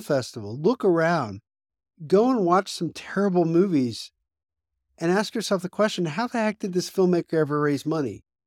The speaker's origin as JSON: {"language": "English", "region": "Pennsylvania", "country": "United States", "tie": "born or raised there", "said": "when I graduated high school in my small, you know, hometown in Pennsylvania"}